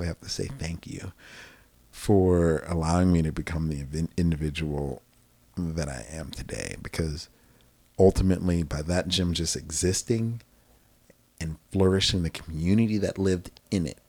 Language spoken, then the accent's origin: English; Manassas, Virginia, United States; now in Texas, United States; I grew up in this beautiful place called Manassas, Virginia